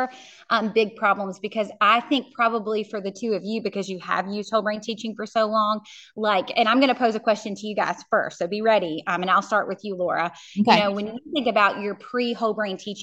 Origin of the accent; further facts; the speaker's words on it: Central Virginia, United States; I'm from Central Virginia